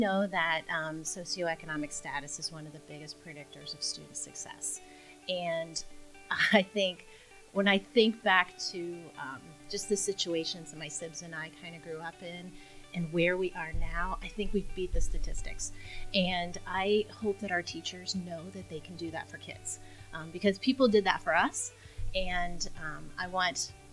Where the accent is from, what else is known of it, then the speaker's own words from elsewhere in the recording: Mason, United States; growing up in Mason